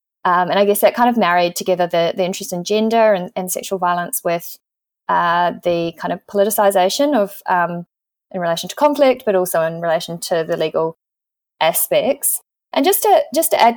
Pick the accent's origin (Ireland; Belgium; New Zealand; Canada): New Zealand; moved away as an adult; also born or lived in Christchurch, New Zealand; now in Melbourne, Australia; I'm also a New Zealander living in Australia with my partner